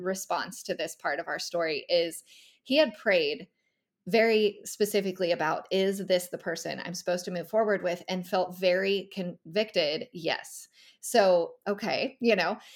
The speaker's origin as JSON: {"language": "English", "region": "California", "country": "United States", "also_born_or_lived": "Northern Nevada", "moved": "as an adult", "lives_now": "Tennessee, United States", "said": "I'm originally from California"}